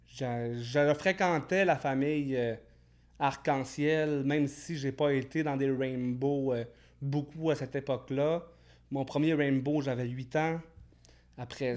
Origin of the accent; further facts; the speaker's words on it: Alma, Quebec, Canada; À Alma, au Saint-Lac-Saint-Jean